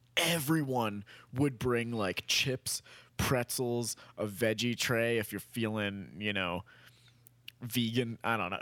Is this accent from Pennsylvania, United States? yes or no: yes; Lancaster, Pennsylvania, United States; moved away; this is from my hometown